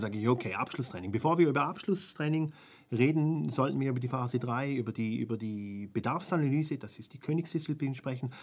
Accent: Switzerland; bei uns in der Schweiz

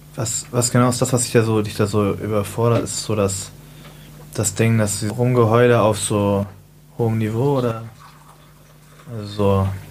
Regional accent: Hamburg, Germany; ich bin ja so in Altona groß geworden

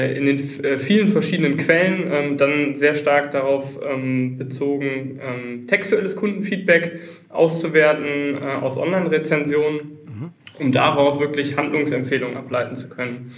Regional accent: Düsseldorf, North Rhine-Westphalia, Germany; moved away as an adult; now in Mannheim, Germany; ich bin ursprünglich Düsseldorfer, aber seit, äh, wie man es hier im Hintergrund sieht, 13 äh, Jahren Wahl Mannheimer

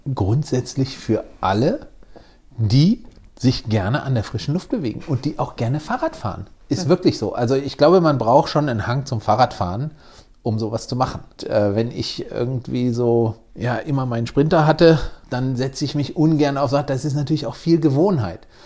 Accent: between Cologne and Düsseldorf, North Rhine-Westphalia, Germany; now in Wiesbaden, Germany; Ich bin genau zwischen Köln und Düsseldorf aufgewachsen.

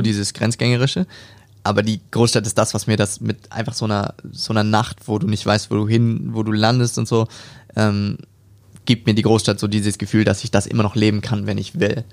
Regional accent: Hamburg, Germany; moved away as an adult; now in Stuttgart, Germany; ich komme aus dem Norden von Deutschland, also aus Hamburg, da bin ich geboren und bin dort aufgewachsen

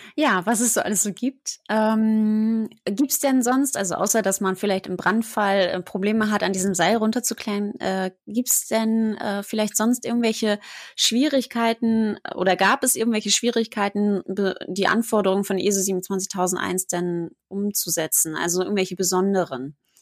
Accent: Germany; hier bei uns in Deutschland

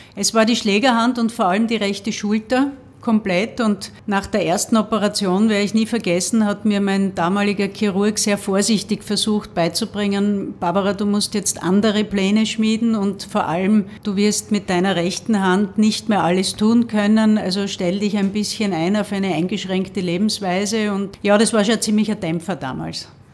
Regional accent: Graz, Styria, Austria; ich bin in so einer Hochhaussiedlung aufgewachsen im Süden von Graz

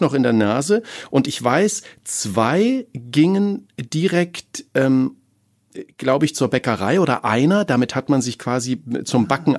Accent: East Germany, Germany; now in Cologne, Germany; ich bin in der DDR groß geworden

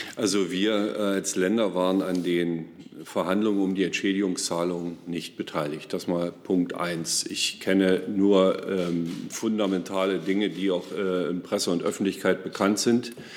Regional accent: Forst, Brandenburg, Germany; meine Heimatstadt Forst

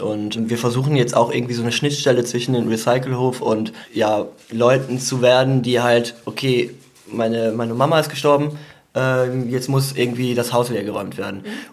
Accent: Eupen, Wallonia, Belgium; moved away; ich komme aus Eupen

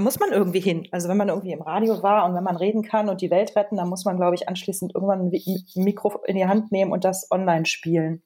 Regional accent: Germany; now in Switzerland; Ich bin nicht sehr gerne als Deutsche in der Schweiz, weil ich mich hier nicht willkommen fühle

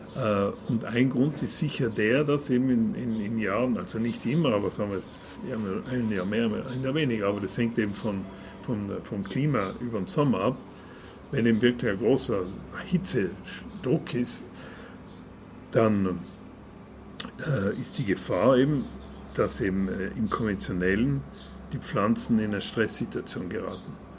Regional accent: South Tyrol, Trentino-Alto Adige, Italy; bei uns in Südtirol

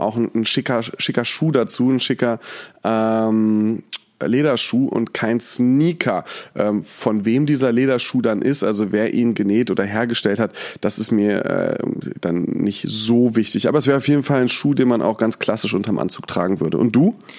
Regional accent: Mainz, Rhineland-Palatinate, Germany; moved away as an adult; also born or lived in Berlin; now in Cologne, Germany; ich komme ja aus Mainz. Das heißt, da habe ich sowieso immer Fasnacht gefeiert

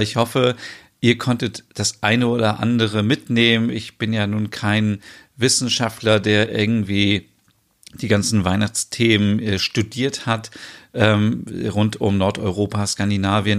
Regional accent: Germany; bei uns in Deutschland

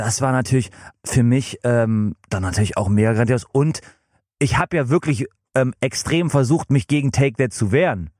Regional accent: England, United Kingdom; now in Germany; in meiner Heimat in England

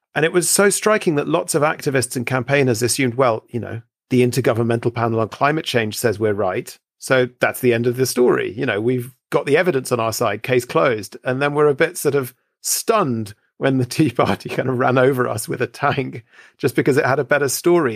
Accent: United Kingdom; I grew up here in Britain

